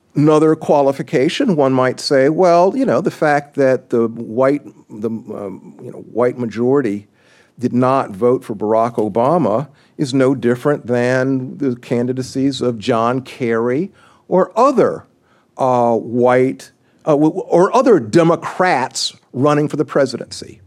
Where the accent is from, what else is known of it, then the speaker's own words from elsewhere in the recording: South Carolina, United States; moved away; my home state, I'm a South Carolinian